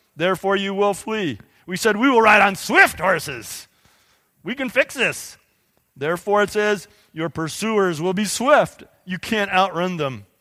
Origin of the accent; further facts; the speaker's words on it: United States; we, as productive American Christians